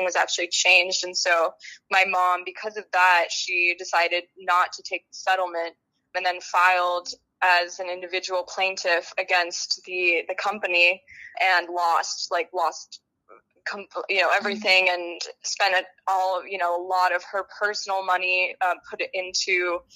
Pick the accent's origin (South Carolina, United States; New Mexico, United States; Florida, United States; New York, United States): New Mexico, United States; Santa Fe; I'm from Santa Fe, New Mexico. It's a very small town in the desert southwest region, but it's absolutely home.